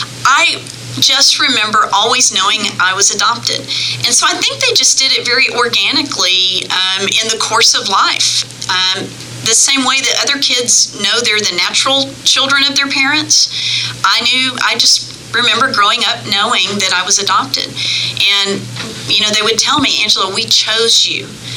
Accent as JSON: {"language": "English", "town": "New Braunfels", "region": "Texas", "country": "United States", "tie": "born there", "said": "I was born on Valentine's Day in 1963 in New Braunfels, Texas."}